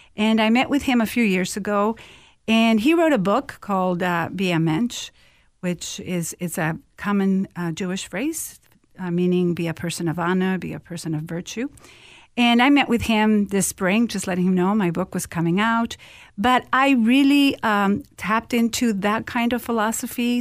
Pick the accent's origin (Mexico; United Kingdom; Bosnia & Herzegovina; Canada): Mexico; moved away as an adult; now in Minnesota, United States; I'm originally from Mexico, and I came here to study at the University of Minnesota